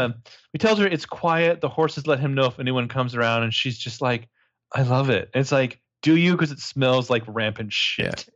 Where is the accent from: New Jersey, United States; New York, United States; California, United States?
California, United States; Sacramento; growing up in Sacramento